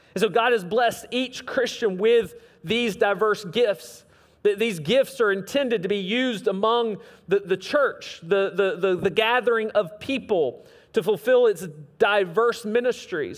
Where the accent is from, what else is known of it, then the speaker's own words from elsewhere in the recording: the South, United States; we don't sound like that down here